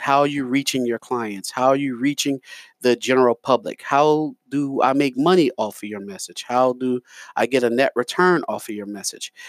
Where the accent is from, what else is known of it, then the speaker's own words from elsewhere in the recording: New York, United States; now in Lafayette, United States; I'm from New York